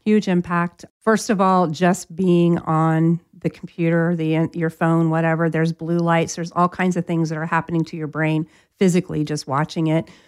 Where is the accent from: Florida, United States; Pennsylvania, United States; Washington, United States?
Florida, United States; I'm from Florida